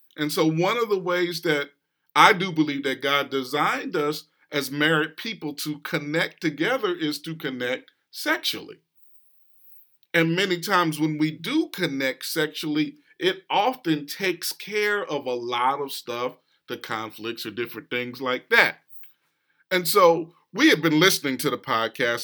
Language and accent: English; West Coast, United States; now in East Coast, United States; I grew up on the West Coast, and so even though I'm here on the East Coast now